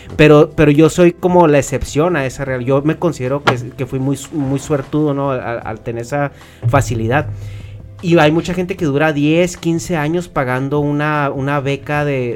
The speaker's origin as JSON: {"language": "Spanish", "region": "Chihuahua", "country": "Mexico", "said": "nosotros somos de Chihuahua"}